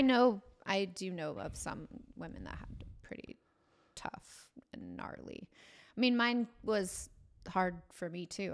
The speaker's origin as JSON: {"language": "English", "region": "Washington", "country": "United States", "tie": "born or raised there", "also_born_or_lived": "Bay Area, California / Marysville / Arlington / Bellingham"}